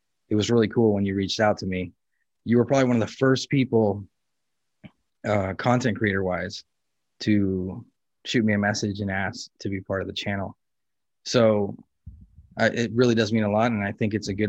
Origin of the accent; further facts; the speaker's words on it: Los Angeles, California, United States; I grew up in California and in Los Angeles and Venice Beach